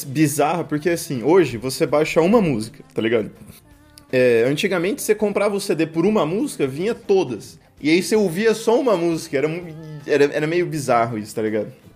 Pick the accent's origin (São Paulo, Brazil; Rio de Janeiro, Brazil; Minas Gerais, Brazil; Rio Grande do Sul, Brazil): São Paulo, Brazil; Birigui; Sou de Birigui.